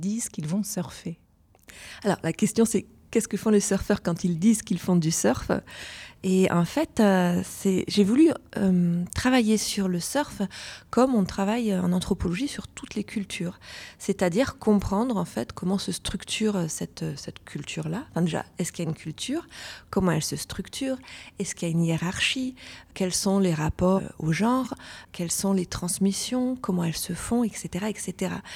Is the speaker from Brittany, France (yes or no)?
no; Lyon, Auvergne-Rhône-Alpes, France; moved away; also born or lived in Basque Coast; Je venais de Lyon, donc j'ai plutôt, je suis plutôt une fille de la montagne.